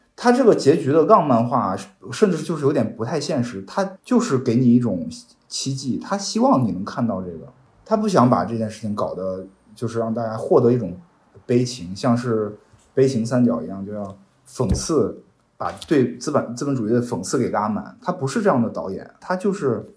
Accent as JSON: {"language": "Chinese", "country": "China", "said": "作为一个中国人来讲，我是能理解这种困境"}